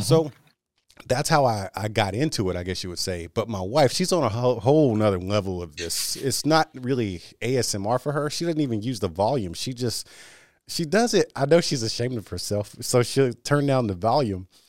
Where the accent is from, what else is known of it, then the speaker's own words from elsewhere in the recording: Austin, Texas, United States; now in Houston, United States; born and raised in Austin, which is about two hours from here